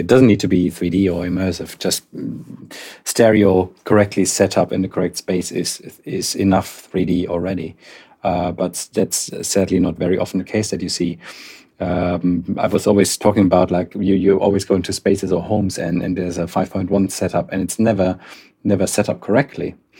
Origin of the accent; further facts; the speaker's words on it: Darmstadt, Hesse, Germany; moved away; I'm, I'm originally from Darmstadt, uh, in Germany